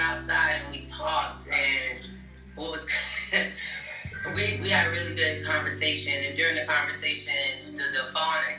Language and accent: English; Florida, United States; I'm from Florida